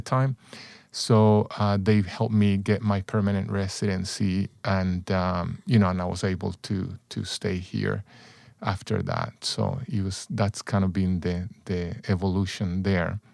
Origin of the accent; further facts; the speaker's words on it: San Salvador, El Salvador; also born or lived in Texas; now in United States; I grew up in El Salvador, Central America, and, uh, mostly in the city of San Salvador